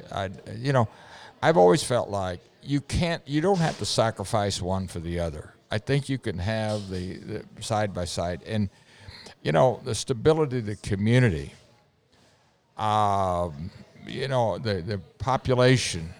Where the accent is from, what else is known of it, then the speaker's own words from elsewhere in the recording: Montgomery, Indiana, United States; for me in my early years, I would say that uh, happiness was going to be Montgomery in my rearview yeah, mirror